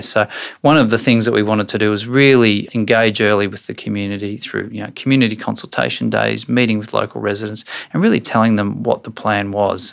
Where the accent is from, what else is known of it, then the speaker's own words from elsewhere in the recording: Brisbane, Queensland, Australia; I grew up in Brisbane